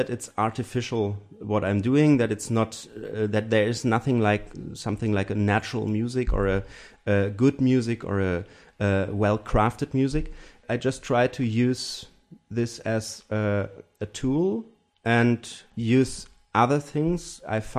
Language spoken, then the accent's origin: English; Germany; English is a second language; So I'm from from Germany with the German tradition, of course, and the European tradition of music. But my personal, I grew up in a very small uh, village